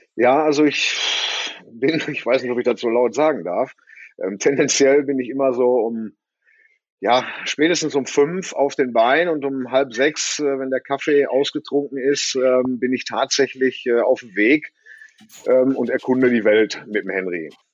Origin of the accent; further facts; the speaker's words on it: Bottrop, North Rhine-Westphalia, Germany; ich komme ja aus Bottrop, in der Nähe vom Moviepark. Äh, da wohne ich auf dem Bauernhof